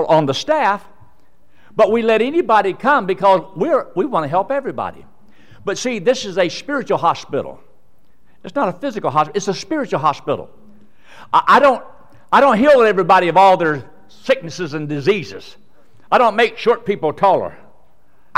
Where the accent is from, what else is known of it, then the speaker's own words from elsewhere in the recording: United States; I was born in America